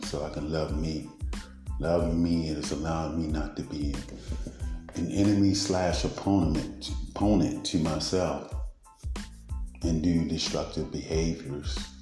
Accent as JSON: {"language": "English", "town": "Baltimore", "region": "Maryland", "country": "United States", "tie": "born or raised there", "said": "I was raised in East Baltimore"}